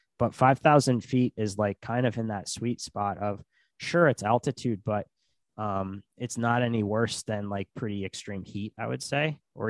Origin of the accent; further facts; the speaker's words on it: Montana, United States; So we're back in Montana. We're both like from Montana. Our families are in Montana.